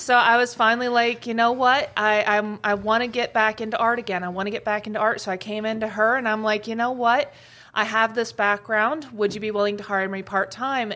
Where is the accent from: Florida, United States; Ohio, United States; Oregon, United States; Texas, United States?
Ohio, United States; Columbus; also born or lived in Gatlinburg, Tennessee; now in Grand Forks, United States; I was born and raised in Columbus, Ohio, but then I moved down to Gatlinburg, Tennessee, um, and I lived there for about 15 years